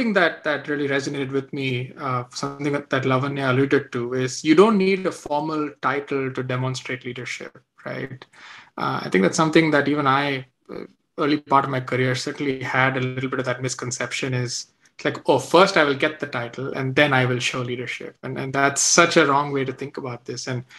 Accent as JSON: {"language": "English", "town": "Vadodara", "region": "Gujarat", "country": "India", "tie": "born or raised there", "also_born_or_lived": "Vellore, Tamil Nadu", "moved": "yes", "said": "I grew up in Baroda, so definitely very connected there."}